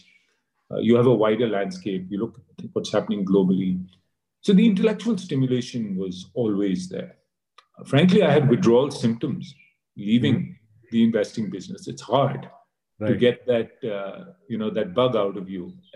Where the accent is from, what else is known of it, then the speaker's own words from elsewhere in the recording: India; also born or lived in United States; growing up in India in school, our only aspiration was to get, you know, the best job